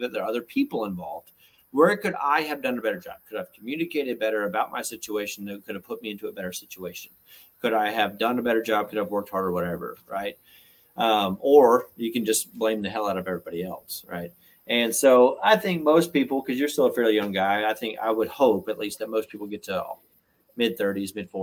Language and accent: English; Georgia, United States; I'm from Georgia